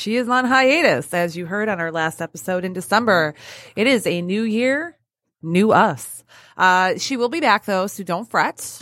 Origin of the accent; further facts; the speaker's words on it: Michigan, United States; I was born and raised in Michigan